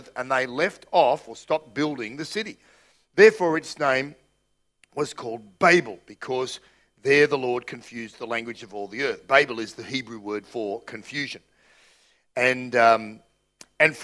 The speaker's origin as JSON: {"language": "English", "country": "Australia", "said": "I'm Australian"}